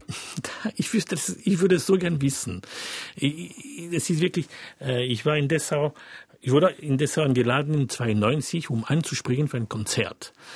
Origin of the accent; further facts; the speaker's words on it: France; German is a second language; ich bin Franzose